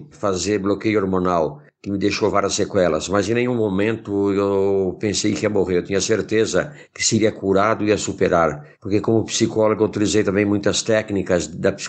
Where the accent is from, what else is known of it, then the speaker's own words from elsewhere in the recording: Indaiatuba, São Paulo, Brazil; eu sou de Indaiatuba, São Paulo, eu tenho 70 anos.